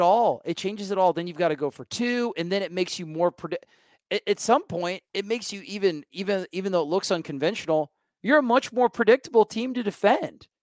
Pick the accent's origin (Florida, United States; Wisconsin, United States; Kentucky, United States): Florida, United States; I'm from Florida